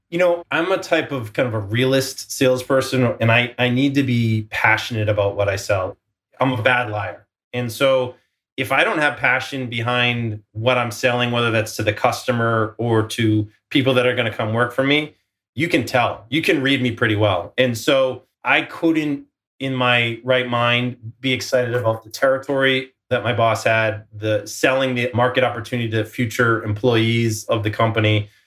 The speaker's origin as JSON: {"language": "English", "town": "Boston", "region": "Massachusetts", "country": "United States", "moved": "as an adult", "lives_now": "Silicon Valley, United States", "said": "I'm from Boston"}